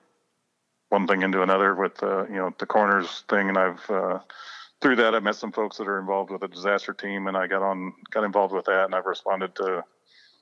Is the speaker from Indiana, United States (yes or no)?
yes; Crawfordsville, Indiana, United States; I was born and raised here in Crawfordsville, just a small town guy.